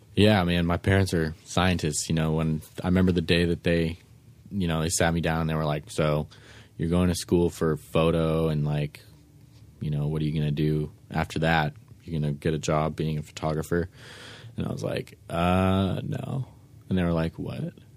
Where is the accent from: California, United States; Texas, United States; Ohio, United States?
California, United States; San Francisco; I was born and raised in San Fran